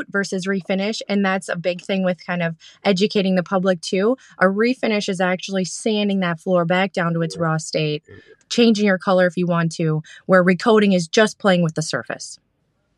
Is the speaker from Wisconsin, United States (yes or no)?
yes; Green Bay, Wisconsin, United States; now in the South, United States; Wisconsin. I'm from the from Titletown area, from Green Bay, Appleton area.